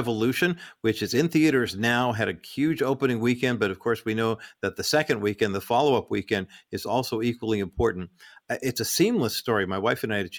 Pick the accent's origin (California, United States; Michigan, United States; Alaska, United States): California, United States; Southern; I grew up in Southern California.